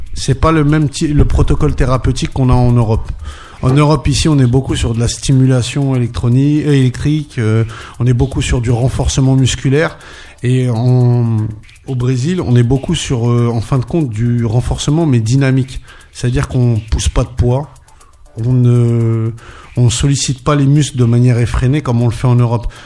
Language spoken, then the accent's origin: French; Paris, Île-de-France, France; also born or lived in Torcy; Je suis un pur parisien, donc je suis né à Paris